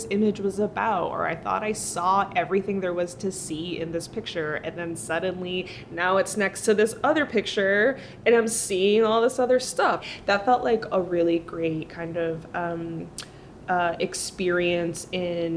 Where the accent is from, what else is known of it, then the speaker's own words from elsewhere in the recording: Massachusetts, United States; first language Spanish; English is a second language; now in Brooklyn, United States; I grew up in Massachusetts, or part of my life I spent in Massachusetts.